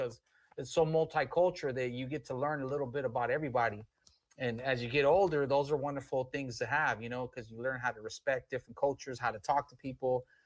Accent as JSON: {"language": "English", "town": "Long Beach", "region": "California", "country": "United States", "tie": "born or raised there", "said": "Born and raised in Long Beach. Grew up on 15th Street pretty much my whole life"}